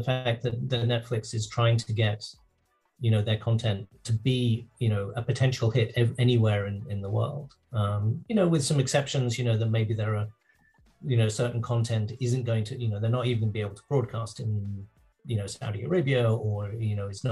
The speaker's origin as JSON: {"language": "English", "region": "England", "country": "United Kingdom", "tie": "born or raised there", "moved": "yes", "said": "I grew up in England."}